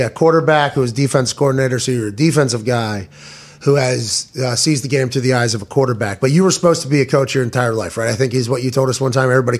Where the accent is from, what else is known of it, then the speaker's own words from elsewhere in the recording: Indianapolis, Indiana, United States; I'm from Indianapolis. I'm from Indy